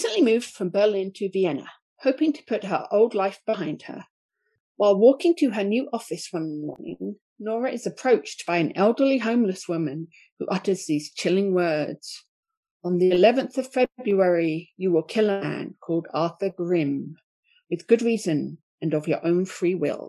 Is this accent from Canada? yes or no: no; Watford, East of England, United Kingdom; Watford, which is my team from my hometown